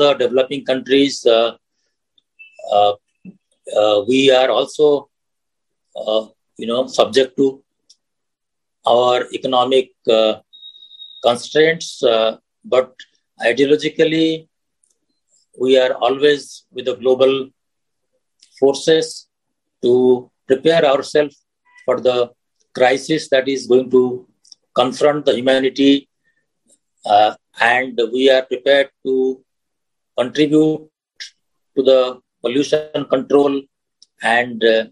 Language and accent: English; India; I come from India